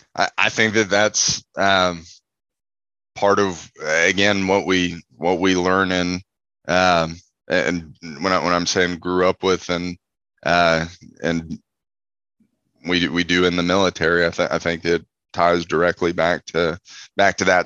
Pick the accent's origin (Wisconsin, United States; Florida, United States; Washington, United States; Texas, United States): Texas, United States; Houston; I'm originally from Houston, Texas